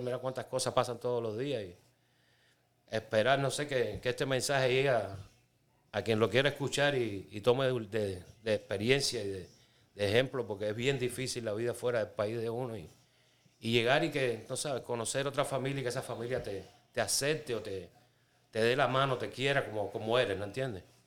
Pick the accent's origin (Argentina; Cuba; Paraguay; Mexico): Cuba; moved away as an adult; soy cubano, tengo 51 años, llevo casi 20 en este país